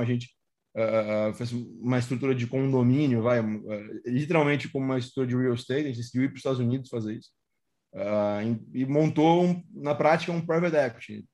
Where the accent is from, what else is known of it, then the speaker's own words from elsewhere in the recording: Porto Alegre, Rio Grande do Sul, Brazil; Eu sou de Porto Alegre